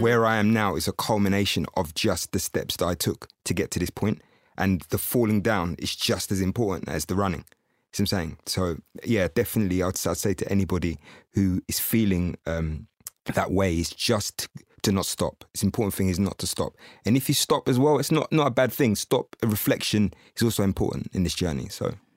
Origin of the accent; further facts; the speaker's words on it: Windsor, South East England, United Kingdom; I was brought up in Windsor